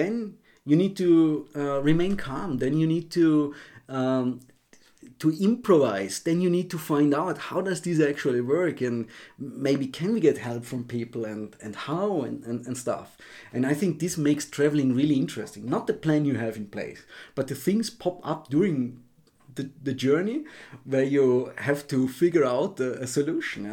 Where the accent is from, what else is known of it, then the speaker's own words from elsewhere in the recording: Austria; moved away as an adult; I'm from Austria